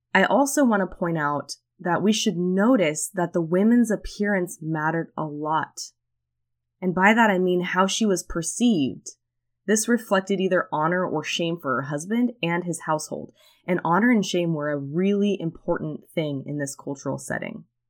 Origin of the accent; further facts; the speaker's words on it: California, United States; I'm from California